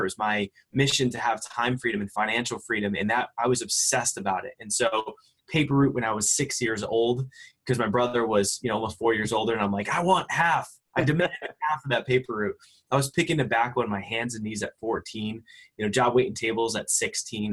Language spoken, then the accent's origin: English; Connecticut, United States; I grew up in, in Connecticut and, you know, just uh, in a blue collar, you know, middle class home.